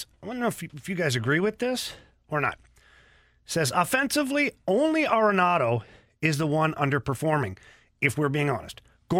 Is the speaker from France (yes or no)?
no; Canada; I'm Canadian